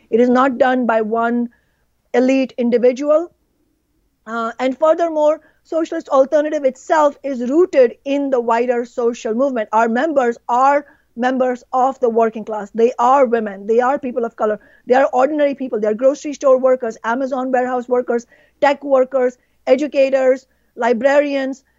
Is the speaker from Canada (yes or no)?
no; India; now in Seattle, United States; my home country, India